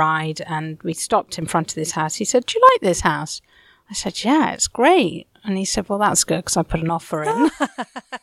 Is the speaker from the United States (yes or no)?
no; London, United Kingdom; I'm a born and raised Londoner. Londoners tend to sort of stick to an area. So I was raised in West London